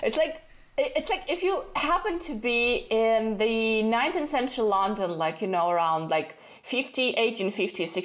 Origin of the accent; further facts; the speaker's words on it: Kazakhstan; moved away as an adult; also born or lived in Austin, Texas, United States; I was born in Kazakhstan.